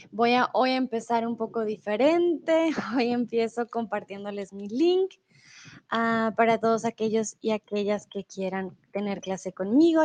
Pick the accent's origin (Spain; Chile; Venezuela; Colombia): Colombia; also born or lived in Mexico; now in Germany; yo soy de Colombia. Vivo comúnmente en Alemania